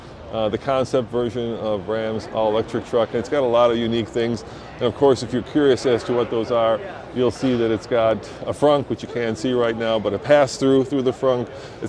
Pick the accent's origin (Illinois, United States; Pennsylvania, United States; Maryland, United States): Illinois, United States; Chicago; now in Denver, United States; I grew up in Chicago